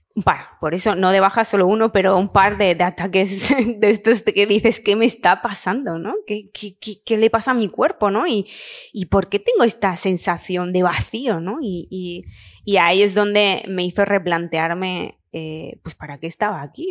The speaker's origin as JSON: {"language": "Spanish", "town": "Lanjarón", "region": "Andalusia", "country": "Spain", "also_born_or_lived": "Barcelona", "moved": "as an adult", "said": "yo soy de Granada, de un pueblo pequeñito, eh, Lanjarón"}